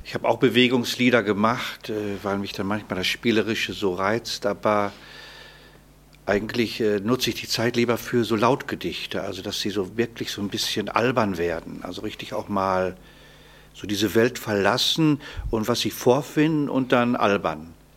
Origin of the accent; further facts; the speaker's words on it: Paderborn, North Rhine-Westphalia, Germany; ich komme ja aus Paderborn